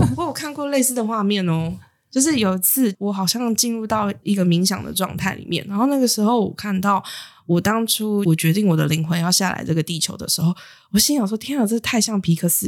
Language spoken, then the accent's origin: Chinese; Taiwan; 出生在台湾其实是很幸运的事情